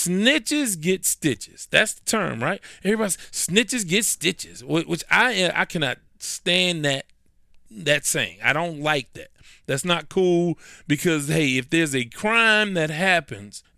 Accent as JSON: {"language": "English", "town": "Houston", "region": "Texas", "country": "United States", "said": "because I'm in Houston"}